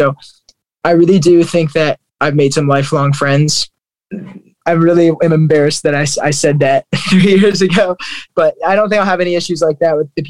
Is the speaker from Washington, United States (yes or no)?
no; Fort Wayne, Indiana, United States; I loved growing up in Fort Wayne, Indiana.